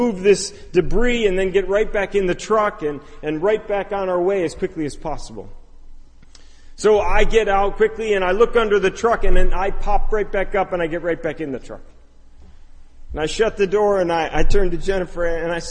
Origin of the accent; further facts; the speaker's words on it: Chicago, Illinois, United States; I'm from the Chicago area